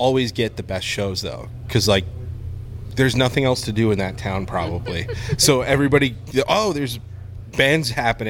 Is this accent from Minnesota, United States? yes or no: no; New York, United States; we're from New York